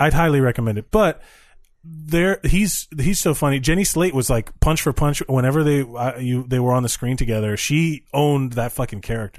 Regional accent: Miami, Florida, United States; now in New York, United States; I'm from Miami where everyone has cocaine and Cuban coffee

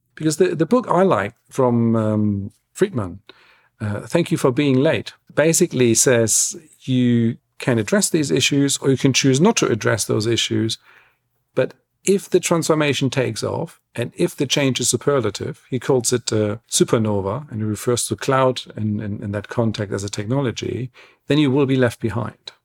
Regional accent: Germany; now in London, United Kingdom; I love my home country. I love the German national team

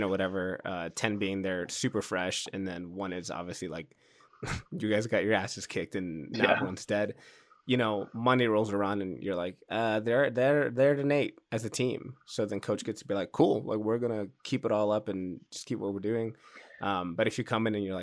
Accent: Chicago, Illinois, United States; my hometown

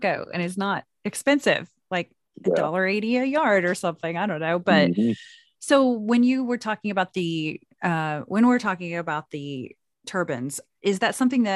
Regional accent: Anadarko, Oklahoma, United States; McKee's Indian Store in Anadarko, Oklahoma, which is my hometown

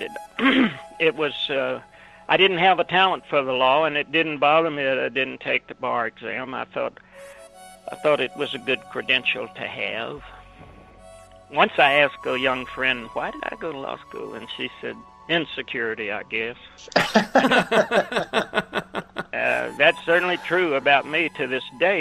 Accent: Memphis, Tennessee, United States; moved away as an adult; also born or lived in New York; I was born in Memphis, grew up around …, that's how old I am

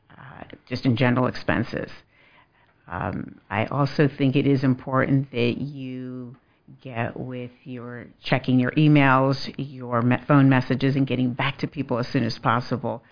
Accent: suburbs of Philadelphia, Pennsylvania, United States; also born or lived in Florence, South Carolina; now in Lexington, United States; I'm originally from suburbs of Philadelphia

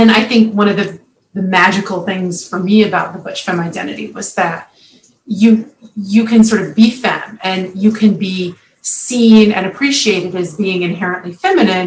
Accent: the South, United States; I was raised in the South

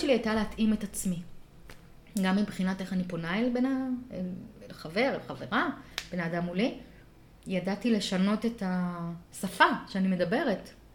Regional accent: Rishon LeZion, Central District, Israel; שנות ה-שמונים, בראשון לציון

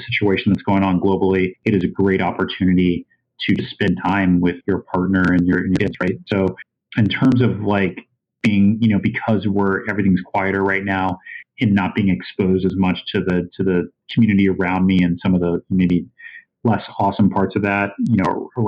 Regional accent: East Coast, United States; now in Iowa City, United States; I grew up on the East Coast and then, you know, spent time in the West Coast.

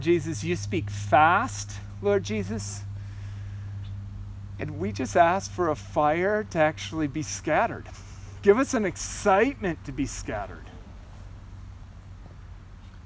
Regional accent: Orange City, United States; my Orange City town

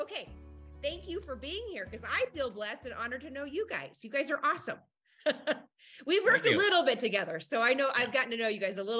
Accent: Illinois, United States; now in Montana, United States; I'm from Illinois, but I'm now in Montana.

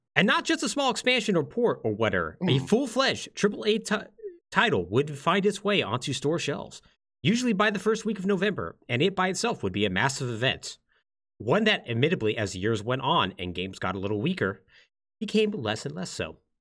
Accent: Texas, United States; I'm from Texas, so, ah. and I come from a military family

